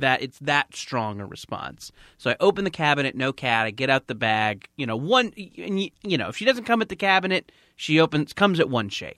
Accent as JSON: {"language": "English", "area": "Orange County", "region": "California", "country": "United States", "tie": "born or raised there", "said": "I don't remember a lot of my hometown"}